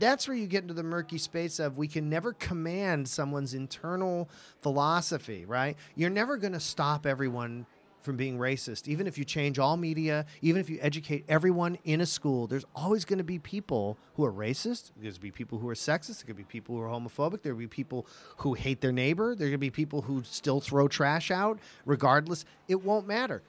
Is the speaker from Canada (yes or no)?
no; New England, United States; moved away; also born or lived in Los Angeles; I grew up in New England